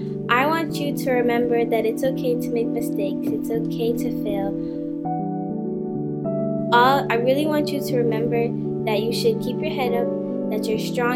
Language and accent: English; Boston, Massachusetts, United States; 12 years old and I'm from Dorchester.